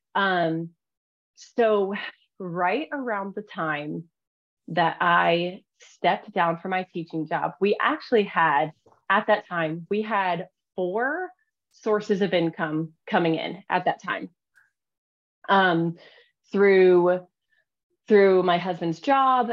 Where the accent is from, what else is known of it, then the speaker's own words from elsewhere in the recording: Pennsylvania, United States; now in Oklahoma, United States; I am actually not Oklahoma, Oklahoman born, Oklahoma born or whatever. I'm actually from Pennsylvania.